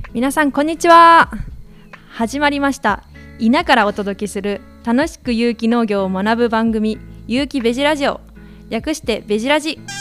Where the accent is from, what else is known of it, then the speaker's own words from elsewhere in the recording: Tonami, Toyama, Japan; also born or lived in Tokyo; now in Ina, Japan; 富山県砺波市という、うん、お米とチューリップの栽培がいう盛んなところの出身なのですが